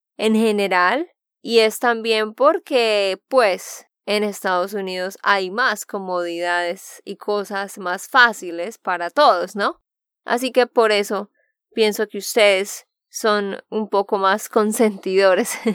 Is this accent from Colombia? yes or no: yes; Santander, Colombia; de Santander, Colombia